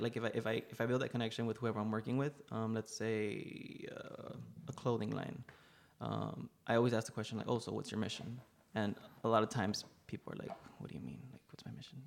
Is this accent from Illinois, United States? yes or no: no; Laredo, Texas, United States; also born or lived in Rio Grande Valley, Texas / New York; I am born and raised in Laredo, Texas